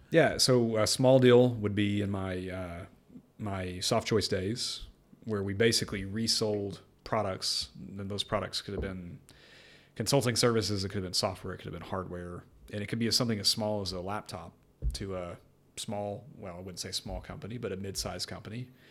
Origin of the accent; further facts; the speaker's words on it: North Texas, United States; moved away as an adult; now in Windsor, United Kingdom; I was born and raised in North Texas in the U S